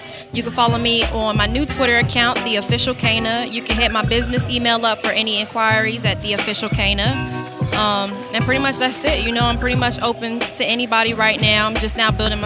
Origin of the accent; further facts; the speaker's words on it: Cincinnati, Ohio, United States; moved away as an adult; now in Atlanta, United States; I'm from Cincinnati.